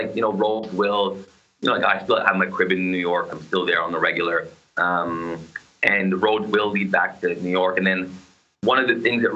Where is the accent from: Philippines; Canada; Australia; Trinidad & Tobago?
Canada; Toronto, Ontario; now in Atlanta, United States; Toronto, obviously, is my hometown